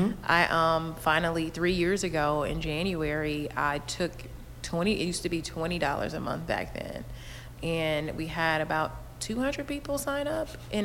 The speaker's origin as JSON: {"language": "English", "town": "Inglewood", "region": "California", "country": "United States", "tie": "born or raised there", "also_born_or_lived": "San Francisco / New York", "said": "I grew up in Inglewood"}